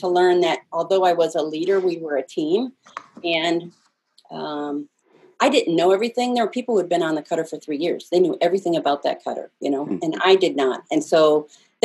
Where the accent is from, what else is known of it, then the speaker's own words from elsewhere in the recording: Bettendorf, Iowa, United States; moved away; I was born and raised in Bettendorf, Iowa.